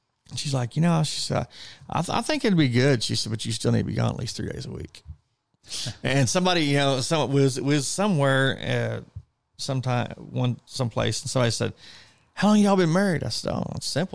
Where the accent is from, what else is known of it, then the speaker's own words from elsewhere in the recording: Miami, Oklahoma, United States; Miami, you know, obviously being my hometown. I remember when B.F. Goodrich was there